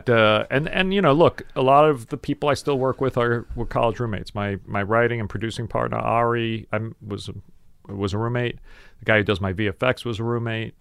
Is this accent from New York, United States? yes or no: yes; New York City, New York, United States; I grew up in South Brooklyn